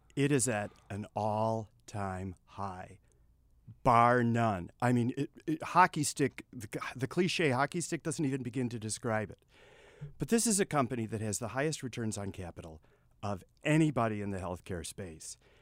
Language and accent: English; Texas, United States; I'm Texan.